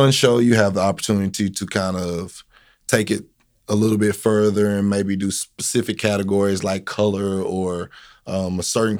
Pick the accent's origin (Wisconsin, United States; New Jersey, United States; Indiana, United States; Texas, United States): Texas, United States; Corsicana; I'm a Canna boy. So, you know, I'm from Corsicana. I'm 38 years old. I went to Navarro. I went to Corsicana High School.